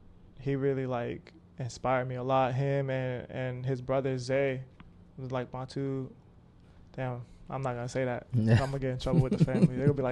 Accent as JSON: {"language": "English", "town": "Pine Hills", "region": "Florida", "country": "United States", "tie": "born or raised there", "said": "So I lived a couple places. I lived in, like, Pine Hills, Florida."}